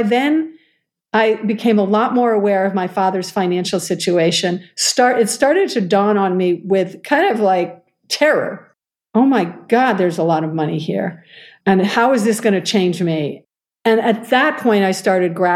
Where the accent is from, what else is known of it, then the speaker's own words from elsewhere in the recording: United States; also born or lived in New York / Boston; now in Seattle, United States; I'm an American